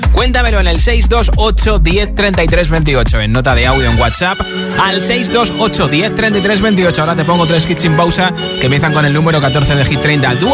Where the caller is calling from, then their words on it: Aranjuez, Community of Madrid, Spain; Hola Josué … mi personaje favorito de una serie